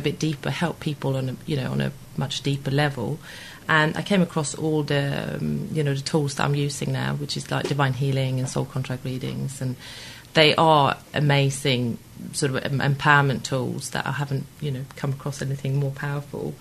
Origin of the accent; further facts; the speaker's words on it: Sweden; moved away as an adult; now in Weybridge, United Kingdom; But I'm originally from Sweden, and uh, I came here in '98.